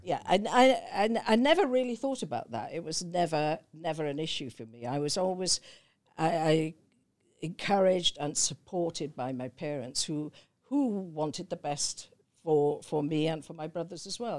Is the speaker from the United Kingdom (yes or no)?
yes; Newbridge, Wales, United Kingdom; moved away; I was born in South Wales in a Welsh mining valley, uh, called Newbridge